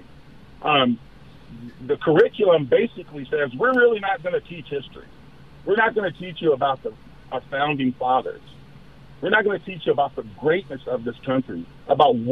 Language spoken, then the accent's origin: English; Southern California, United States; moved away as an adult; also born or lived in Sacramento, California; I grew up in Southern California